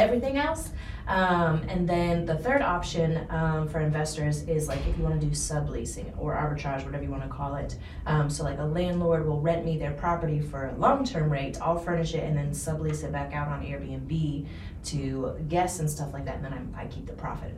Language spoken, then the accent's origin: English; North Dakota, United States; moved away; also born or lived in Indiana; I'm originally from North Dakota